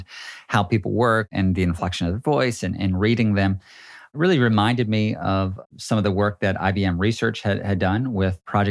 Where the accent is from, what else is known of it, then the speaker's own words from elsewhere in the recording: United States; I'm an American